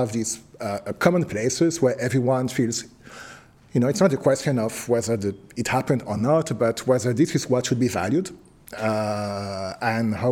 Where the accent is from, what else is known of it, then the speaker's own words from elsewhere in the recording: France; moved away; I come from France